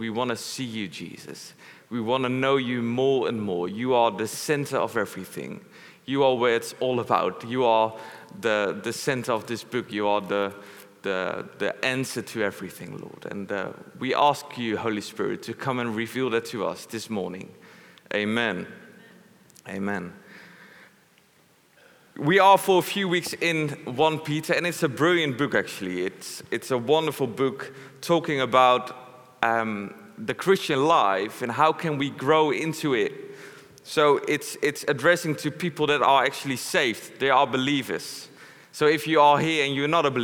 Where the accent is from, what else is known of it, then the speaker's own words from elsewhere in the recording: Netherlands; English is a second language; I'm not English, I'm a Dutchman. I'm happy, I'm a proud Dutchman.